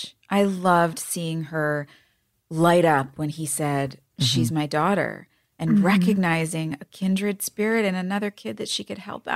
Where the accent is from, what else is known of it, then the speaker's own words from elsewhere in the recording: New York, United States; I'm still a New Yorker